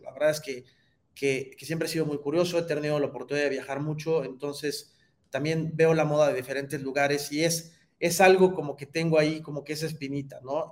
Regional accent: Mexico; como mexicanos

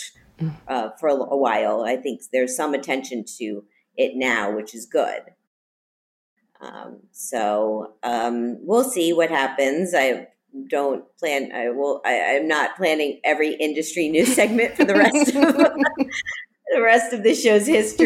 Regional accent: Miami, Florida, United States; moved away; Miami, which is my hometown

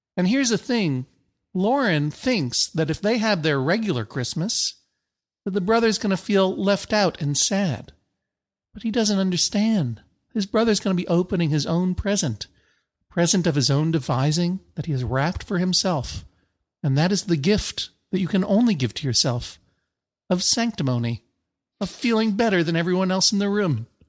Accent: United States; I'm an American. I'm not, I'm not from Transylvania.

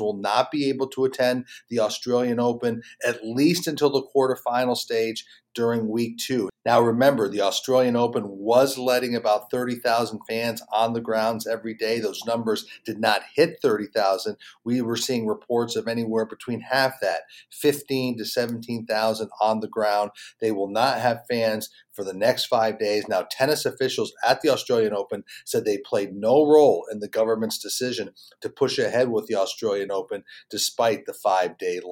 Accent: Charlotte, North Carolina, United States; here in my hometown of Charlotte, North Carolina.

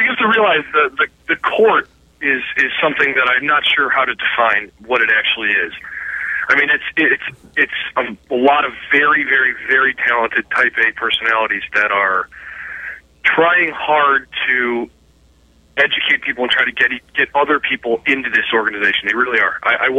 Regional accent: Cleveland, Ohio, United States; I was a kid from Cleveland, Ohio

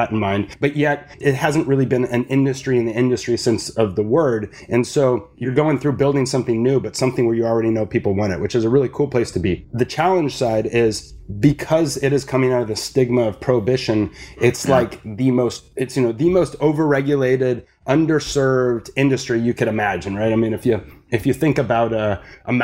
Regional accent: Santa Barbara, California, United States; my hometown, which is Santa Barbara

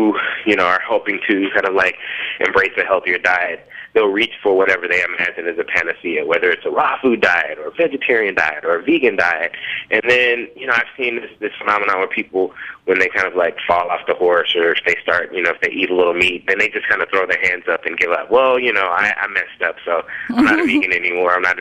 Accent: Memphis, Tennessee, United States; moved away; also born or lived in New Orleans; I grew up in Memphis, Tennessee, like deep south.

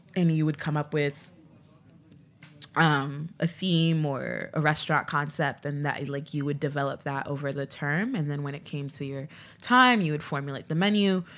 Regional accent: Port-au-Prince, Ouest, Haiti; moved away; I was born in Port-au-Prince, um, so, like, my dad wa, worked in America, but I was born in Haiti, so I had, like, I'm a U S, U S citizen with, like, a birth abroad. Um, but I grew up there

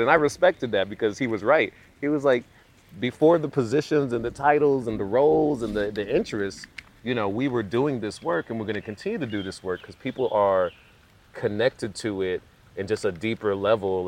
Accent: Southeast, United States; also born or lived in London, United Kingdom; growing up in the southeast

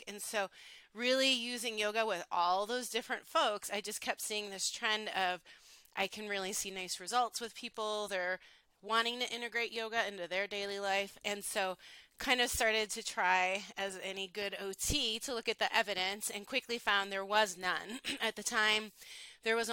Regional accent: Buffalo, New York, United States; moved away as an adult; also born or lived in Honolulu, Hawaii; I am from Buffalo, New York originally

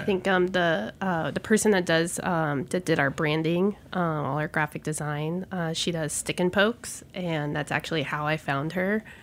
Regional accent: Gulf Coast, United States; also born or lived in Houston / San Francisco; now in New York, United States; I'm a Gulf Coaster by heart

